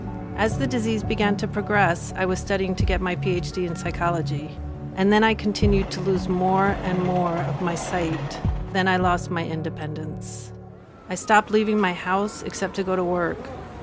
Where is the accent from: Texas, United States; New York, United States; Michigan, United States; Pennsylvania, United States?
New York, United States; Growing up near New York City